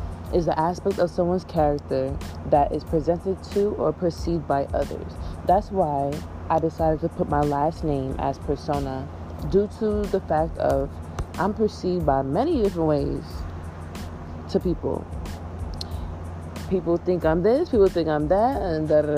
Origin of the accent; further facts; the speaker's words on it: New York City, New York, United States; I'm from Queens, New York